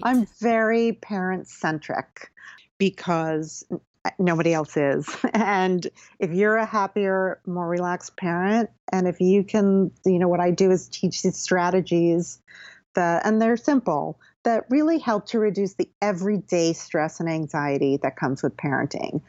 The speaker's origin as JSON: {"language": "English", "region": "Connecticut", "country": "United States", "tie": "born or raised there", "also_born_or_lived": "Philadelphia / New York City", "moved": "as an adult", "lives_now": "Bedford, United States", "said": "I grew up in Connecticut."}